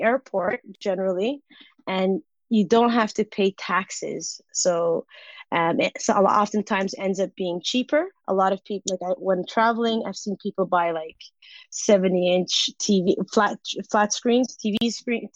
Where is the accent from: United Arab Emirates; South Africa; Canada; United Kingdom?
Canada; as a Canadian, again, I don't need a visa to enter the U.S.